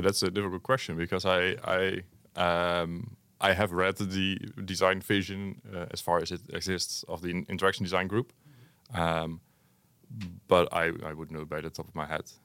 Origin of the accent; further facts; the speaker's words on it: Hengelo, Overijssel, Netherlands; also born or lived in Enschede; I'm originally from Hengelo also